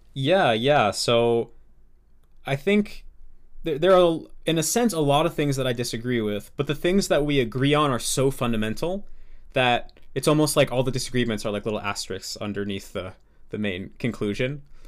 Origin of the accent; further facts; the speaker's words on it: United States; accent: American English; I'm an American